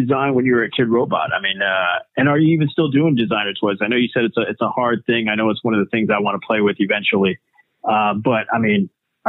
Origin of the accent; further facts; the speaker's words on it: Texas, United States; also born or lived in Phoenix, Arizona; now in Arizona, United States; when I moved to Arizona, I was like, I come from Texas. I come from like, and I grew up in like the country kind